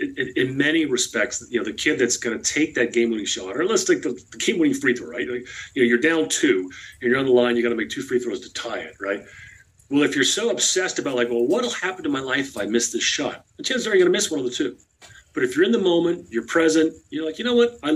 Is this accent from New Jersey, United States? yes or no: yes; New Jersey, United States; also born or lived in Southeast Idaho; now in Bozeman, United States; I'm born and raised in New Jersey